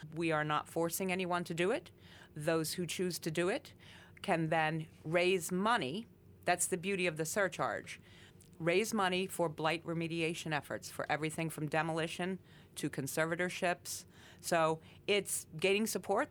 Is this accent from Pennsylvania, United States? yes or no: yes; Coal Region, Pennsylvania, United States; I was born and raised in the Cole region